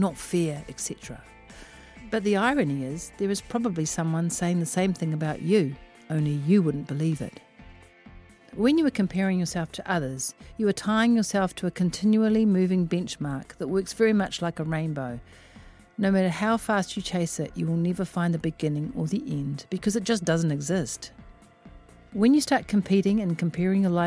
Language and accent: English; Auckland, New Zealand; also born or lived in Melbourne, Australia; I am from West Auckland